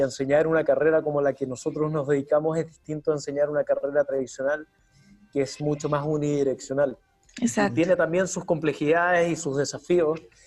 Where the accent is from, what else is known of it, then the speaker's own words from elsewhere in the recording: Chile; moved away as an adult; now in Lima, Peru; soy de Chile